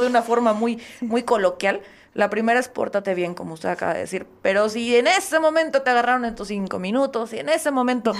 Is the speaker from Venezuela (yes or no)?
no; Oaxaca, Mexico; como oaxaqueño